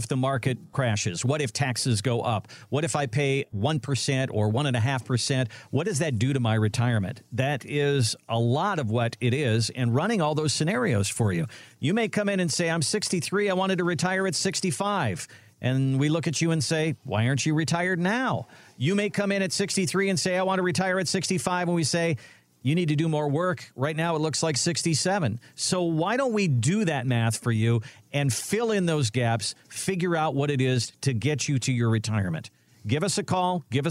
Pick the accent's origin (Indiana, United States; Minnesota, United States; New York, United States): Minnesota, United States; I'm from Minnesota